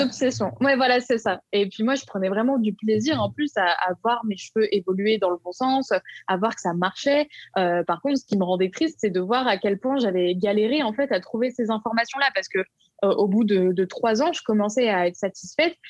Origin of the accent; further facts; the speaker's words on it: Lyon, Auvergne-Rhône-Alpes, France; j'habite à Lyon. Je suis née à Lyon, donc je suis vraiment une pure lyonnaise.